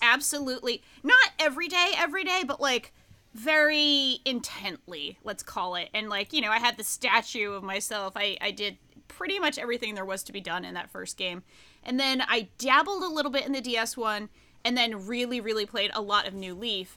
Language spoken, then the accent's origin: English; Pawtucket, Rhode Island, United States; my hometown, Pawtucket, Rhode Island